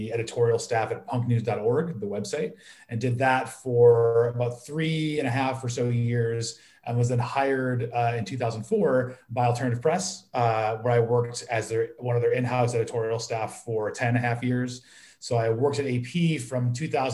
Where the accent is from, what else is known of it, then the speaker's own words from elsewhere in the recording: Illinois, United States; I grew up in Illinois.